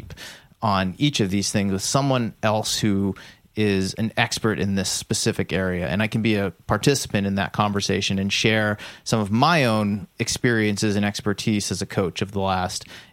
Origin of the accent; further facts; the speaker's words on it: Massachusetts, United States; We're both from the Massachusetts area